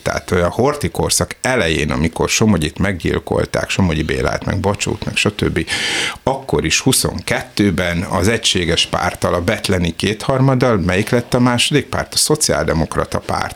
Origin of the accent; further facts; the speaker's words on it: Budapest, Hungary; én Zuglóban nőttem föl